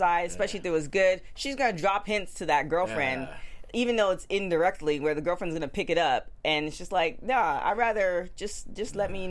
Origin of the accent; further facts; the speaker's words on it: Canada; I'm Canadian.